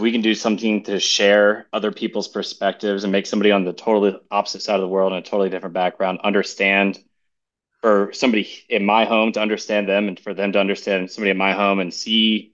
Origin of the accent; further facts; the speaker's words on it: Charleston, South Carolina, United States; I'm from South Carolina in Charleston.